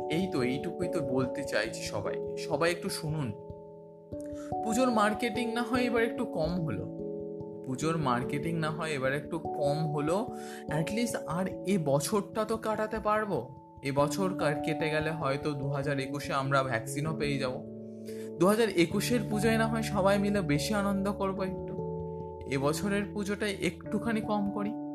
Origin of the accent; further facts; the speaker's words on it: Belur, West Bengal, India; আস্তে আস্তে বড় হলাম এই বেলুড় ছেড়ে তখন উত্তরপাড়ায় যাচ্ছি